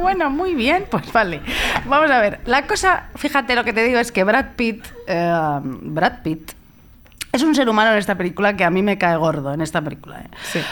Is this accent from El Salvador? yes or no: no; Madrid, Community of Madrid, Spain; yo soy de Madrid